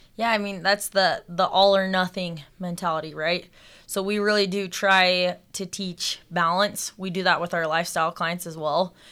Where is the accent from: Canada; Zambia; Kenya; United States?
United States; Salt Lake City, Utah; I grew up here in Salt Lake